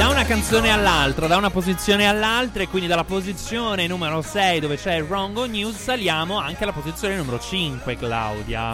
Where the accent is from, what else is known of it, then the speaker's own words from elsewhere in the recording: Salento, Apulia, Italy; noi siamo tutti eh. salentini